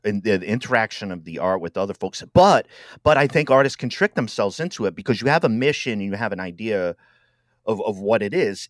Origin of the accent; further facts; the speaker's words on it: Rhode Island, United States; moved away as an adult; also born or lived in Milwaukee, Wisconsin; I'm from Rhode Island